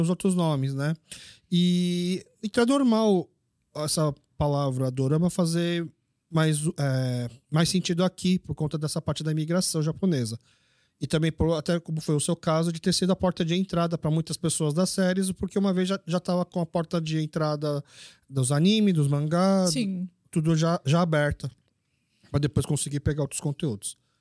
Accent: Brazil; sou brasileiro. Mas meus pais são coreanos

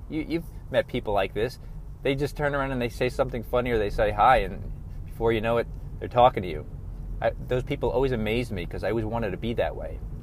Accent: New York, United States; I was born and raised in New York

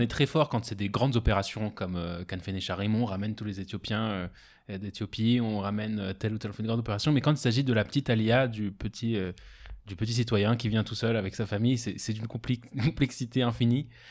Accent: France; moved away as an adult; now in Israel; j'ai grandi en France jusqu'à 18 ans.

